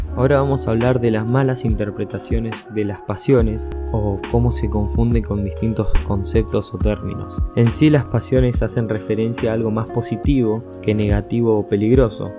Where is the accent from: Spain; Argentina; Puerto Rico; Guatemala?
Argentina; la cultura argentina, incluso en mi país